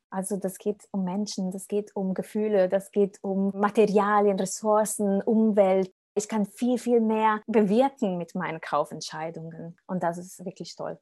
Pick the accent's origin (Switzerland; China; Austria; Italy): Italy; now in Germany; ich komme aus Italien